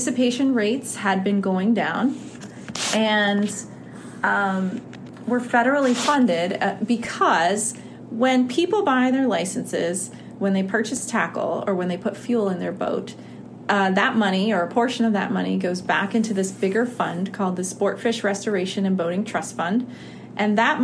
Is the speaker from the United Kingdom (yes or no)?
no; Florida Keys, United States; So I grew up in the Florida Keys, and my dad is a fishing guide.